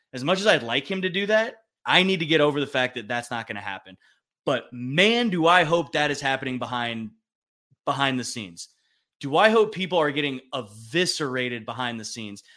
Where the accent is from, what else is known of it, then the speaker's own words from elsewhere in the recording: California, United States; as a kid with some Texas ties growing up in California